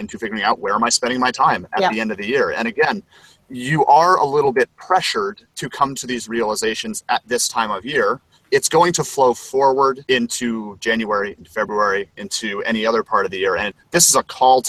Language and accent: English; Vermont, United States; moved away; my hometown in Vermont